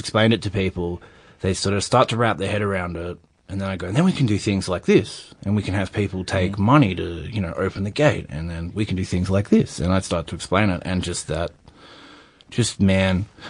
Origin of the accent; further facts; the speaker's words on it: Sydney, New South Wales, Australia; I come from Sydney